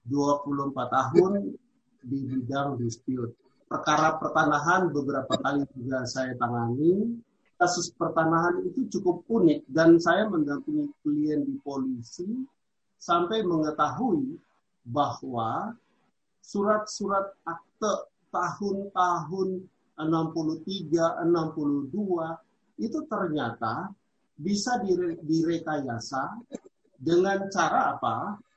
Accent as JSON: {"language": "Indonesian", "town": "Sorong", "region": "Southwest Papua", "country": "Indonesia", "said": "dari Sorong, Papua. Di sini saya melihat ada tadi saudara-saudara saya dari Papua juga ada."}